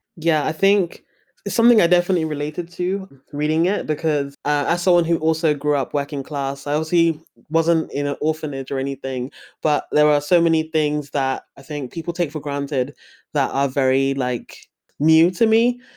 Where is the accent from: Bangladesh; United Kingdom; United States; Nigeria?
Nigeria; as a Nigerian person